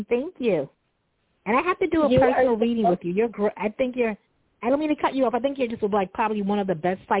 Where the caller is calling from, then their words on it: Long Island, New York, United States; I am calling from Long Island right now.